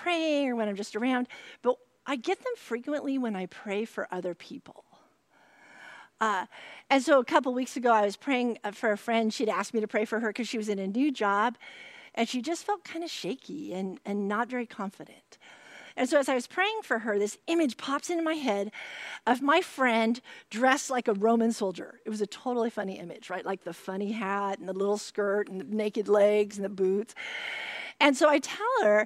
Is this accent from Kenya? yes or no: no; California, United States; I'm a Californian